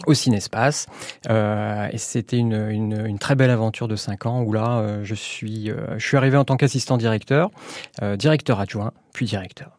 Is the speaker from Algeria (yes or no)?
no; Calais, Hauts-de-France, France; moved away as an adult; also born or lived in Lille / Boulogne-sur-Mer / Auvergne; now in Aubière, France; Je suis né à Calais